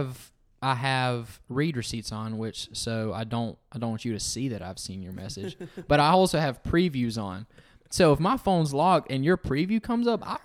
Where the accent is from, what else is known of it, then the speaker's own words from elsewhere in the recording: the South, United States; Dad, we did that on purpose because it's just, you know, we're from the South.